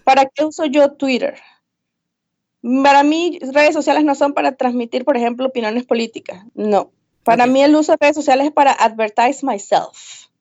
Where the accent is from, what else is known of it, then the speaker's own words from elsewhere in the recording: Venezuela; moved away as an adult; also born or lived in Midwest, United States; now in United States; los que somos de Venezuela